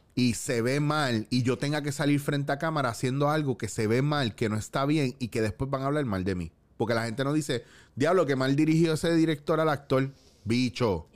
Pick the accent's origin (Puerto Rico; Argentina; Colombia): Puerto Rico; Cabo Rojo; yo me crié en Cabo Rojo